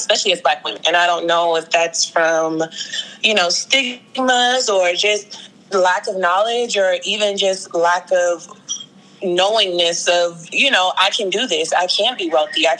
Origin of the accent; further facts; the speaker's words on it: Greenbelt, Maryland, United States; also born or lived in New Orleans, Louisiana; I grew up in Greenbelt, Maryland